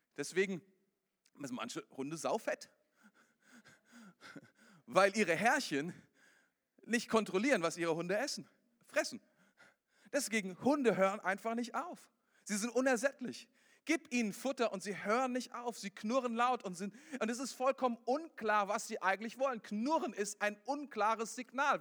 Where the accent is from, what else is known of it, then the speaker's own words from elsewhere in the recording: Germany; bei uns in Deutschland